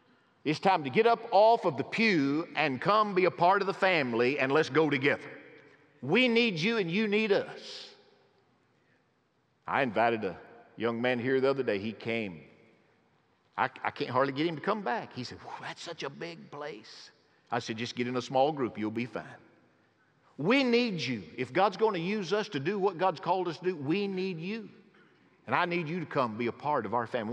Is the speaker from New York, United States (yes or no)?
no; rural northeast Alabama, United States; moved away; my home in rural northeast Alabama